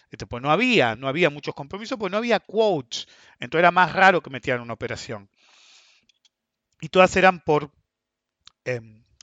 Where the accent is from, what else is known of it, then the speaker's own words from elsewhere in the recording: Argentina; Segundo, porque somos Argentina. Todos se van a tratar de salvar.